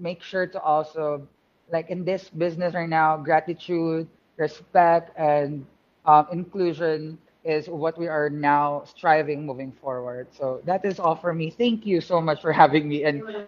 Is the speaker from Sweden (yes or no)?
no; Philippines; I'm a Filipino, and I'm surrounded by really great talented Latinx and Hispanics here in this room right now